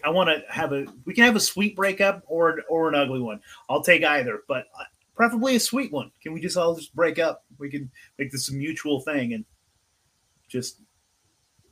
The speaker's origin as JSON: {"language": "English", "region": "California", "country": "United States", "tie": "born or raised there", "said": "I was born and raised in California"}